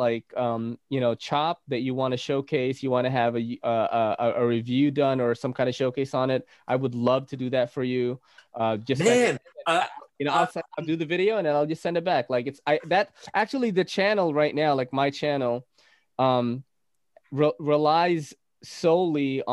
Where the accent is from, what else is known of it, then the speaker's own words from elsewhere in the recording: Naga, Bicol Region, Philippines; Guess what city I was born in the Philippines? Naga City